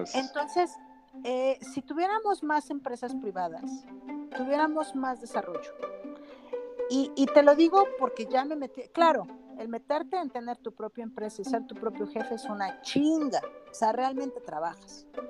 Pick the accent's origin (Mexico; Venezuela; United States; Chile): Mexico; mi país